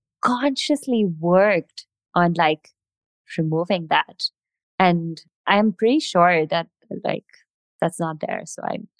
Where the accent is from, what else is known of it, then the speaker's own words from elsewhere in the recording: India; accent: mix of Indian and American/British; English is a second language; So like my accent has kind of neutralized. I'm like a mix of Indian and whatever American British songs I've heard.